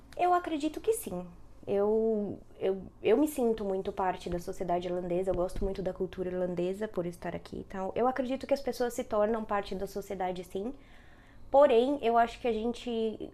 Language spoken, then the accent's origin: Portuguese; São Paulo, Brazil; moved away as an adult; now in Dublin, Ireland; eu sou de São Paulo, né? São Paulo capital mesmo, zona norte